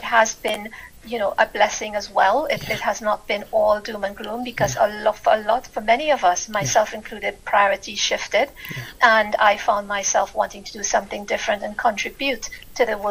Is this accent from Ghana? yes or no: no; Trinidad & Tobago; moved away as an adult; now in United Kingdom; I'm originally from the Caribbean, Trinidad to be exact, and I lived there. I was born there, and I lived there for most of my life.